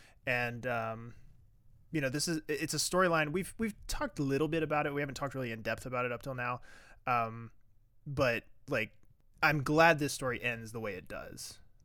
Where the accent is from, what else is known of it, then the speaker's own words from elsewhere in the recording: Williamsburg, Virginia, United States; Real ones go to Busch Gardens, right. Williamsburg, because that was my hometown theme park.